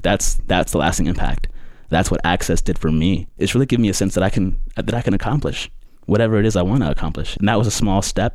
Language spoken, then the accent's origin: English; Durham, North Carolina, United States; I'm from Durham. I grew up in Durham